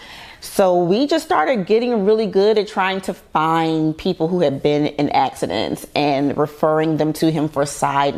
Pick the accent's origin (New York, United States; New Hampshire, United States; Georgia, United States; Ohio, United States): Georgia, United States; Savannah; I'm from Savannah, Georgia, little country girl.